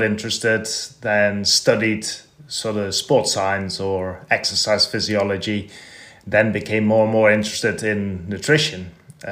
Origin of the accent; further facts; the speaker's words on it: Netherlands; So I grew up in Holland